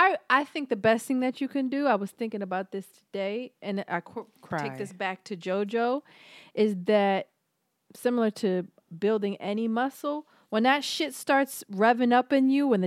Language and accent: English; Philadelphia, Pennsylvania, United States; But again, I'm from Philly